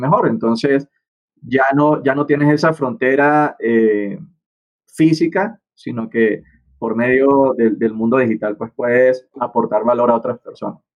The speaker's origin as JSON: {"language": "Spanish", "country": "Venezuela", "moved": "as an adult", "lives_now": "Bogotá, Colombia", "said": "soy venezolano, estoy en este momento en Bogotá, Colombia"}